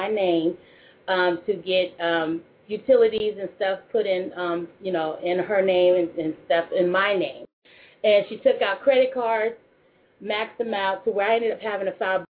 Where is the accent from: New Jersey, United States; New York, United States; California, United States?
California, United States; San Francisco; also born or lived in Portland, Oregon; now in Columbus, United States; I'm originally from California, born and raised San Francisco